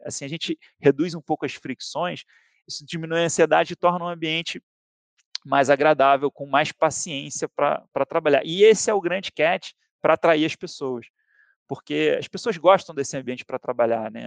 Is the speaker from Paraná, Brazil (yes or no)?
no; Rio de Janeiro, Brazil; moved away as an adult; Sou carioca, surfista